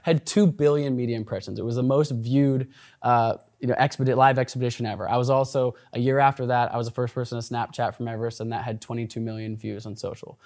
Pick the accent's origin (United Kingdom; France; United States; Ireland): United States; Portland, Oregon; also born or lived in Olympia, Washington; I grew up in Portland, Oregon. I was actually born just an hour south of here in Olympia